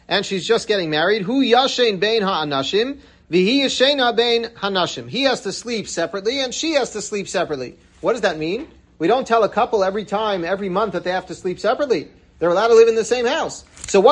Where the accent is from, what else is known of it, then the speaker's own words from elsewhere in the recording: New York City, New York, United States; I grew up in Washington Heights, and in Breuer's, I remember every Shabbos as a kid